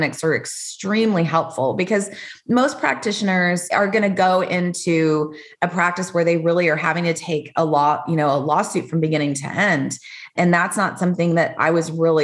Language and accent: English; Austin, Texas, United States; also born or lived in Dallas; I was from here, Austin originally.